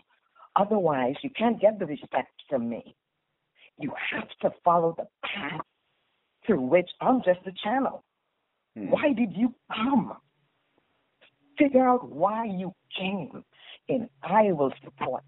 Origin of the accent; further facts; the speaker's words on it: Trinidad & Tobago; accent: Trini; moved away as an adult; also born or lived in Virginia, United States / Las Vegas, United States; now in United States; I was born and raised in Trinidad and Tobago, so I've just given you a little bit of my Trini accent. However, I've been living here in the United States for